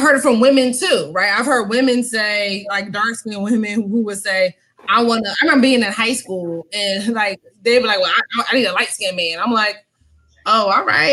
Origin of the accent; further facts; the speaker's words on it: Philadelphia, Pennsylvania, United States; now in Southern United States; I'm from Philadelphia originally